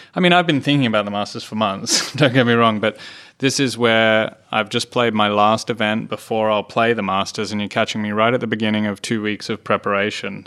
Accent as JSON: {"language": "English", "country": "Australia", "said": "I'm a proud Australian"}